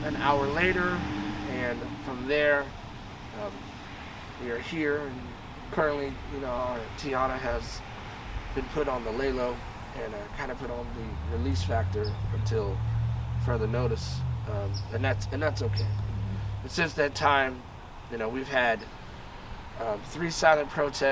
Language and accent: English; Bay Area, California, United States; now in San Luis Obispo, United States; I'm originally from the Bay Area, but I've lived out here for a long, long time